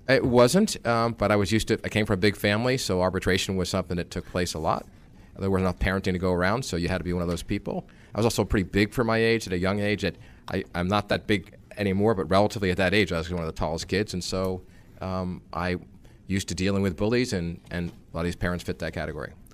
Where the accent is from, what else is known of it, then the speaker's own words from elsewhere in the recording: New York area, United States; I grew up in the New York area, so I th-, consider myself a New Yorker.